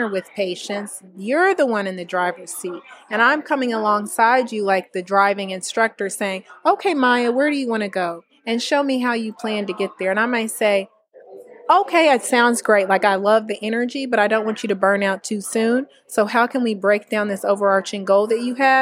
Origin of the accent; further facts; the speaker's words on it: Indianapolis, Indiana, United States; moved away as an adult; also born or lived in North Carolina / Kentucky / Maryland; I'm actually born and raised in Indiana